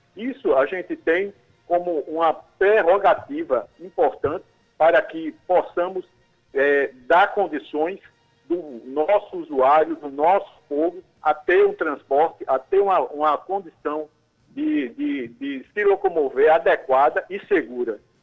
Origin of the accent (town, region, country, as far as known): Cabedelo, Paraíba, Brazil